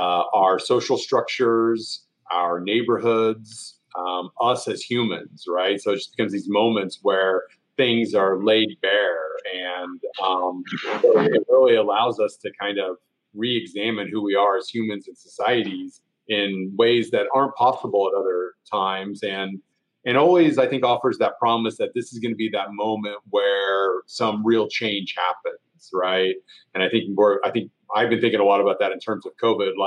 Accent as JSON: {"language": "English", "region": "Oklahoma", "country": "United States", "tie": "born or raised there", "moved": "as an adult", "lives_now": "Columbia, Missouri, United States", "said": "I grew up in Oklahoma, which is a pretty disastrous place"}